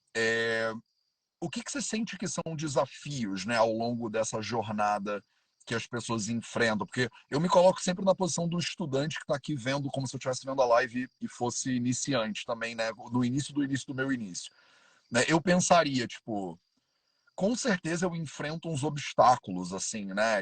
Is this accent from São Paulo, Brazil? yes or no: no; Rio de Janeiro, Brazil; now in Paraty, Brazil; Eu sou carioca, vivia quase a vida inteira no Rio de Janeiro.